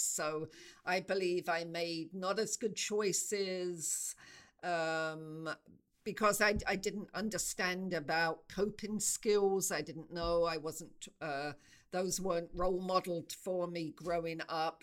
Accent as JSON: {"language": "English", "region": "England", "country": "United Kingdom", "also_born_or_lived": "South Africa", "moved": "as an adult", "said": "I knew i wanted to move out of england that felt too too small for me"}